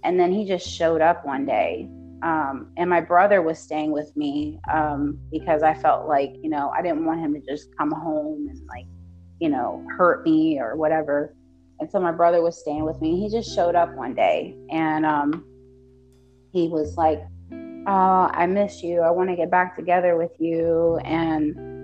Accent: United States; I'm American

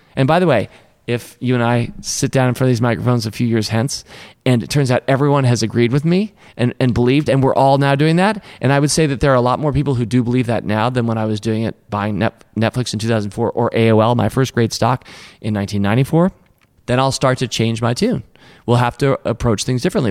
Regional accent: Washington, District of Columbia, United States; I grew up in Washington, D C. That's where Tom and I are from

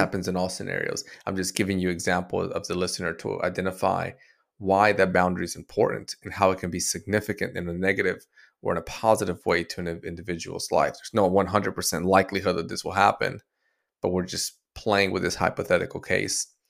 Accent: Dominican Republic; I was born in Dominican Republic as a, um, Latino

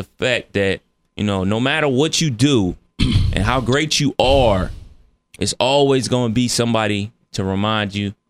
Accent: Cleveland, Ohio, United States; I'm from Cleveland

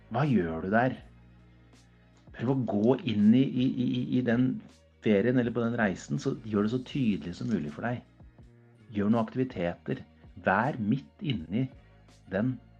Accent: Norway; jeg er norsk, jeg er, gutt, jeg er fra Norge

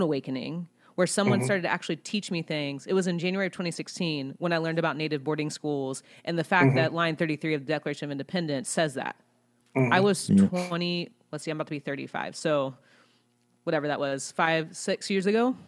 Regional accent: Ohio, United States; moved away as an adult; now in Atlanta, United States; I went to public school. I'm from Ohio, public school K-12

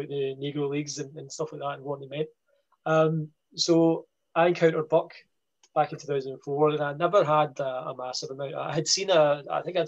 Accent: Scotland, United Kingdom; being a Scot here

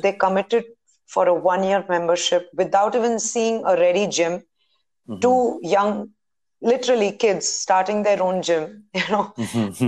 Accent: Bangalore, Karnataka, India; I'm born and brought up in Bangalore.

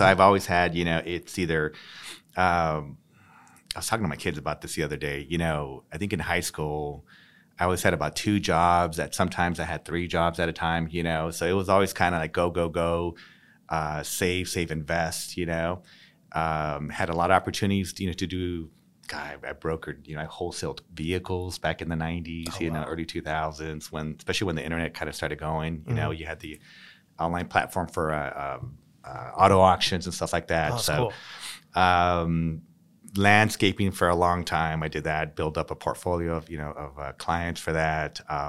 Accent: San Diego, California, United States; Local. Born and raised here in San Diego.

